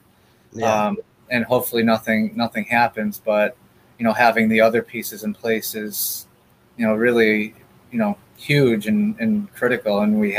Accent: Buffalo, New York, United States; growing up in Buffalo, I wasn't a Bills fan.

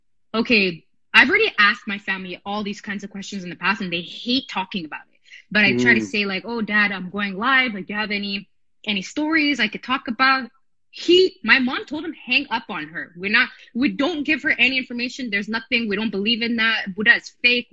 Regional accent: Aksum, Tigray, Ethiopia; I'm from Aksum

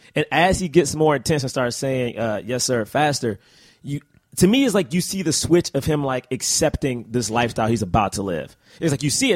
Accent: United States; as an American

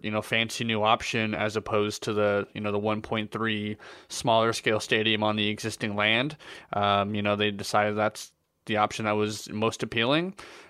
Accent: Bay Area, California, United States; As a Bay Area guy

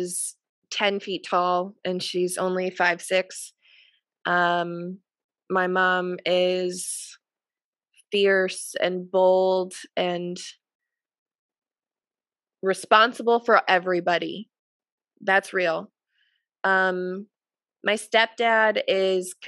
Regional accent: Wisconsin, United States; I'm from Wisconsin, and we are the drinking capital of this country

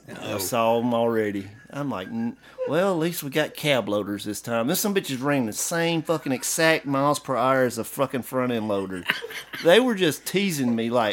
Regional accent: Alabama, United States; I'm from Alabama

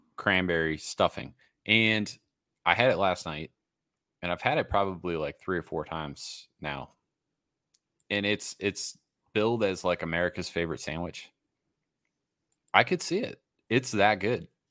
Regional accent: Massachusetts, United States; moved away as an adult; also born or lived in Rhode Island; growing up in Massachusetts, going to school on Rhode Island, uh, living the first twenty-two years of my life in that part of the country

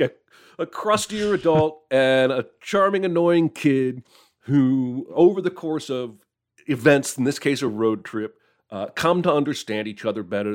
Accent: United States; I'm an American

